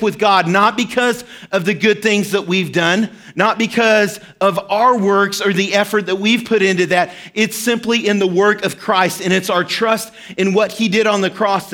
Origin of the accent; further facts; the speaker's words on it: Arkansas, United States; moved away; I grew up in Arkansas and lived in a small town, and we were right smack dab in the middle of the Ozark Mountains.